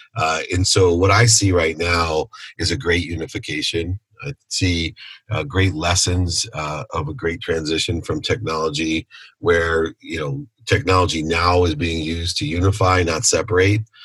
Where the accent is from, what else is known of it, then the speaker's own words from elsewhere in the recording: Akron, Ohio, United States; now in California, United States; Born in Akron, Ohio. I'm a Buckeye at heart.